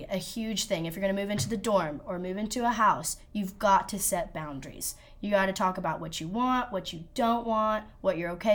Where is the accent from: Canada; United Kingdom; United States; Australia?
United States; Oklahoma City, Oklahoma; now in Weatherford, United States; I'm from Oklahoma City.